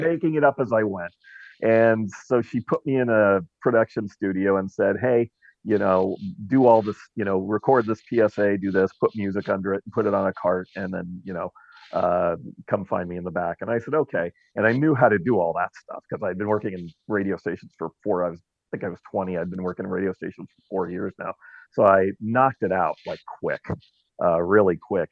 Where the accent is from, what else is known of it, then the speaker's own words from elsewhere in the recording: Orange County, California, United States; now in Dallas, United States; I'm from Orange County, California, the land of uh, Disneyland and Knott's Berry Farm. So I grew up in the shadow